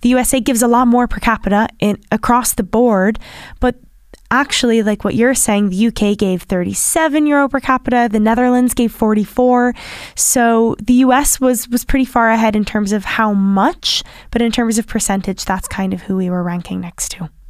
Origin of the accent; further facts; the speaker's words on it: United States; accent: American; now in Ireland; my American accent